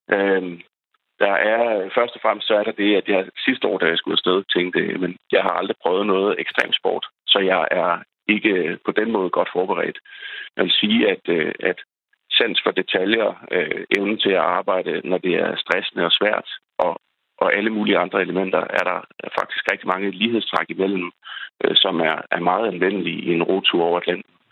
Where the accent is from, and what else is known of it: Denmark